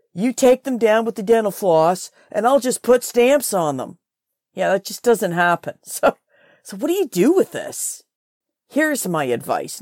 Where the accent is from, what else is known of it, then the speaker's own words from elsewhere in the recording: Trenton, Ontario, Canada; I'm from Trenton, Ontario